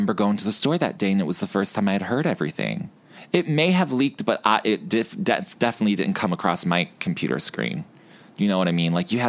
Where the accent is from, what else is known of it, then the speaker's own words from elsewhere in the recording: New York, United States; from Long Island, uh-huh. I'm like, girl, you know Harpersfield High?